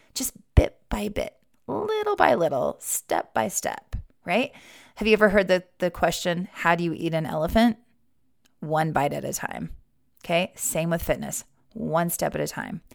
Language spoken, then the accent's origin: English; Wyoming, United States; Growing up in Wyoming